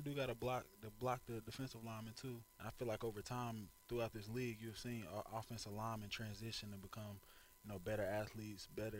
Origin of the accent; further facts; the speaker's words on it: Kansas City, United States; moved away as an adult; also born or lived in Nebraska; now in Dallas, United States; I'm originally from Kansas City